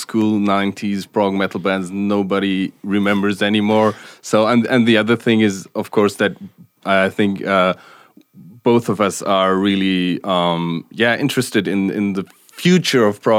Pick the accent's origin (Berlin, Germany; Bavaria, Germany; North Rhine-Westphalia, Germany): Bavaria, Germany; Munich; I'm from Munich